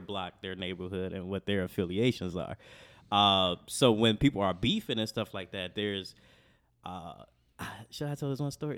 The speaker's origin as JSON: {"language": "English", "town": "Chicago", "region": "Illinois", "country": "United States", "tie": "born or raised there", "said": "growing up on Southside of Chicago"}